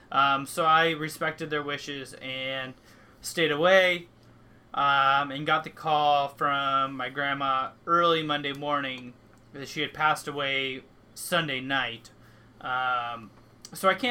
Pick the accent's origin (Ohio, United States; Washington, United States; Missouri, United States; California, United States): Washington, United States; also born or lived in Alaska; since I was the age of 3 and a half, when I moved back to Washington State from Alaska with my mom